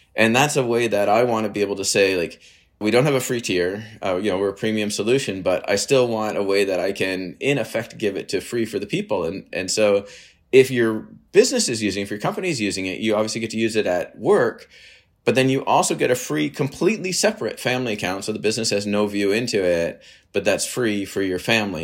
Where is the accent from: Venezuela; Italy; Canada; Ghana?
Canada; also born or lived in United States / Waterloo, Ontario; I'm Canadian. I live in, well, in Waterloo near Toronto.